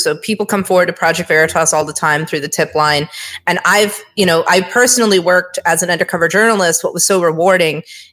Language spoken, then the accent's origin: English; Hawaii, United States; moved away as an adult; also born or lived in New York; I grew up in Hawaii, which is a very left-leaning state.